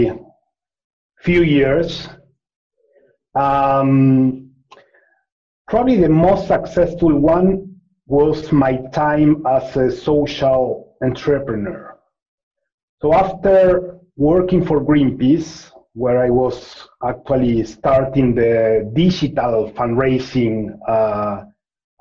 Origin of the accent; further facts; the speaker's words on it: Argentina; I'm from Argentina